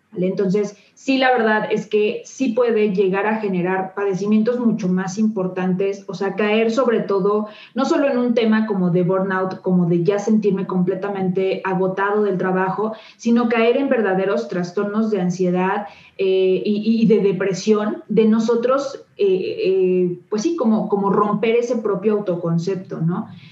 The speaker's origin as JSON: {"language": "Spanish", "country": "Mexico", "said": "somos mexicanos"}